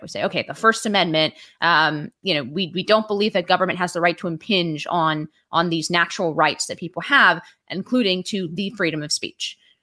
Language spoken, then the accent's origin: English; San Francisco Bay Area, California, United States; also born or lived in Washington, D.C.; now in New York, United States; I moved here, uh, from California originally. So I'm from the Bi, San Francisco Bay Area